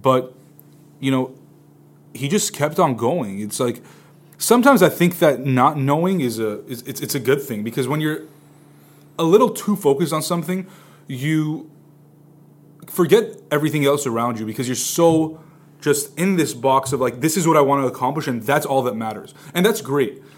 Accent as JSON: {"language": "English", "town": "Glendale", "region": "California", "country": "United States", "said": "I'm from Glendale."}